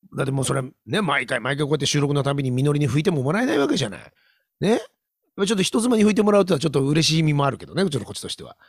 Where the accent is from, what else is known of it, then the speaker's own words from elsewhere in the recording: Hokkaido, Japan; 俺、北海道人だからさ